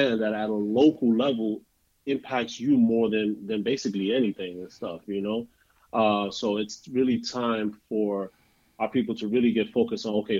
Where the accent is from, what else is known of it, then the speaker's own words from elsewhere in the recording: New York City, New York, United States; also born or lived in Bronx; I was born and raised in Harlem, but I went to high school at Kennedy in the Bronx